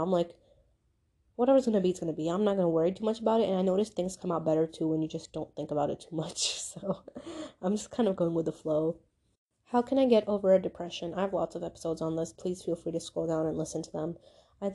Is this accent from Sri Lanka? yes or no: no; Pakistan; I'm Pakistani, but you know, then that means you have to be somewhere in STEM.